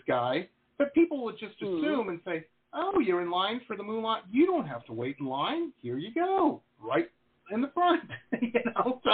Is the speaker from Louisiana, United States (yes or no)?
no; Detroit, Michigan, United States; also born or lived in California; now in Fort Lauderdale, United States; I grew up in Detroit, you know, which was a pit at the time